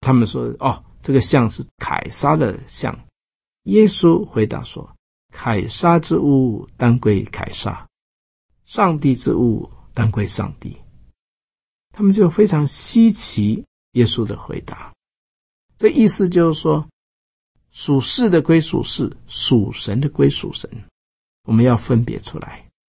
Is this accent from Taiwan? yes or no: yes; Taiwan; 我们台湾人做礼拜